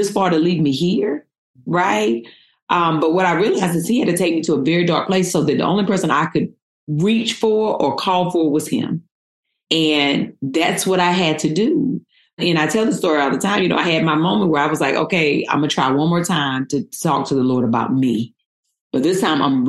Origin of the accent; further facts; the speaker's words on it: North Carolina, United States; moved away as an adult; now in Los Angeles, United States; I came from North Carolina, born and raised, and I moved